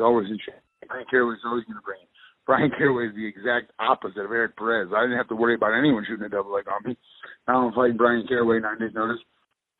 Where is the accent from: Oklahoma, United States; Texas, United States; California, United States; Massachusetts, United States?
Texas, United States; my home state